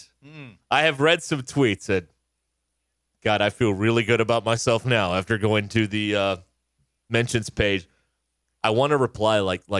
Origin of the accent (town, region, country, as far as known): Arkansas, United States; born or raised there